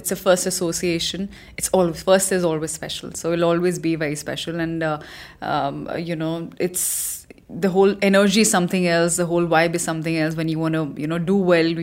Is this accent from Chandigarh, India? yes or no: yes; Chandigarh, India; moved away; also born or lived in Himachal Pradesh; I am from Himachal, that's where I was born, but I grew up in a city called Chandigarh